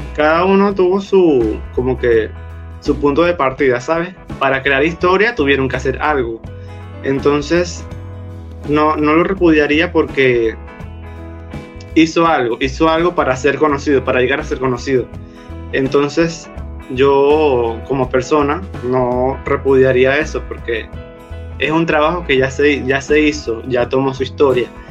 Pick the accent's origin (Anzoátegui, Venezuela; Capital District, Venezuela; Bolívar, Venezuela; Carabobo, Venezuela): Bolívar, Venezuela; Puerto Ordaz; Nací en Puerto Ordaz, eh, acá en el estado Bolívar